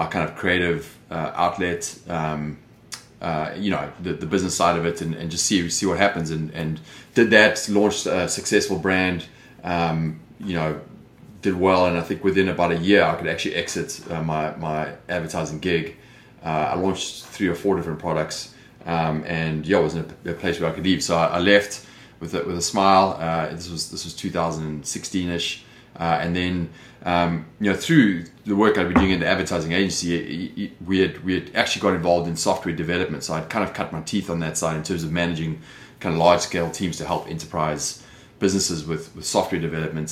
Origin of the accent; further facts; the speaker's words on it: South Africa; moved away as an adult; also born or lived in London, United Kingdom; now in Los Angeles, United States; You can hear by the accent, I'm clearly not from Los Angeles, but that's where I live. I've been here since 2006, originally from South Africa.